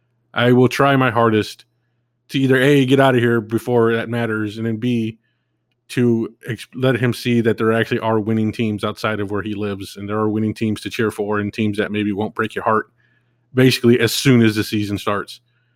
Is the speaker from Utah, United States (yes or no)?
no; California, United States; moved away as an adult; now in Arizona, United States; Because I was born and raised in California